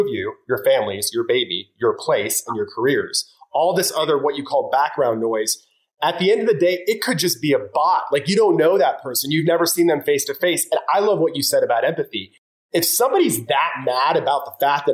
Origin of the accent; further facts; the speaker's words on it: Florida, United States; I'm from Florida.